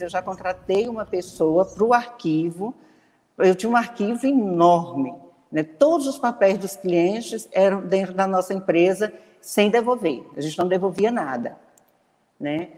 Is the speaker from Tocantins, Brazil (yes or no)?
yes; Tocantins, Brazil; also born or lived in Goiânia; now in Palmas, Brazil; eu sou daqui do Tocantins, morava num lugar que não tinha é, faculdade, então eu fui estudar em Goiânia